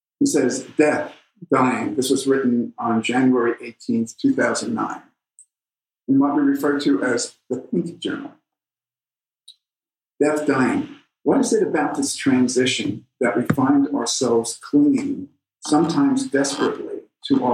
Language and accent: English; New York, United States; I come from New York